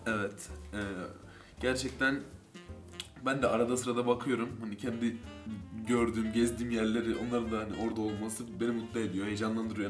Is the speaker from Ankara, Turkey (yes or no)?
yes; Ankara, Turkey; yaklaşık 10-15 yıldır aynı semtin çocuklarıyız. Aynı şekilde büyüdük